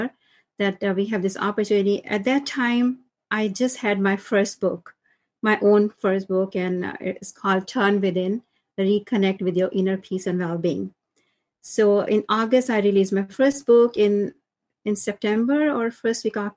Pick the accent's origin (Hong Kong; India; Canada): India; moved away as an adult; now in United States; I'm from India, originally from India, and settled in US. I came to US after marriage.